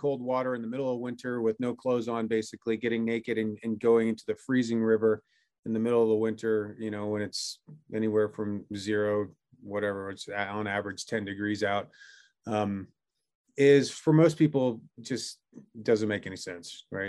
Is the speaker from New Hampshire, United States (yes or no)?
yes; New Hampshire, United States; now in Jackson Hole, United States; I'm zooming in from Jackson Hole, Wyoming, where I've lived for the last 25 years. I actually grew up in New Hampshire, so from there on the East Coast, but Jackson's been my home for quite a while.